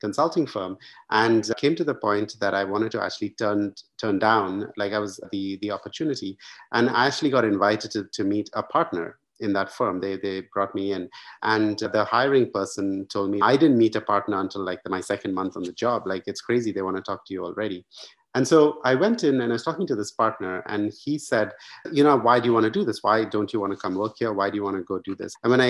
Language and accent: English; India; moved away as an adult; also born or lived in United States; I grew up in India, went to the US for university